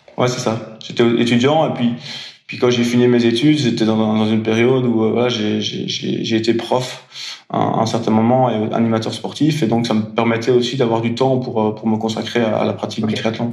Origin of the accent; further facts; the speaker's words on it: Belgium; je suis belge